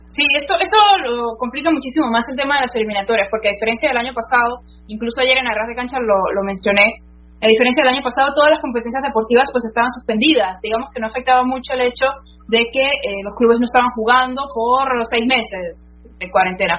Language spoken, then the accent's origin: Spanish; San Cristóbal, Táchira, Venezuela; moved away as an adult; also born or lived in Lima; mi ciudad natal, que es San Cristóbal, en, Venezuela.